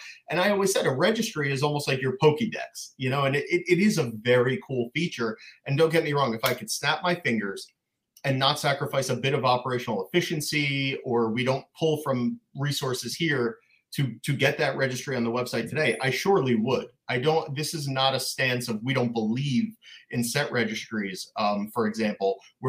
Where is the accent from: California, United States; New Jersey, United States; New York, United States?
New York, United States; Long Island; But anyway, I grew up in Long Island, New York.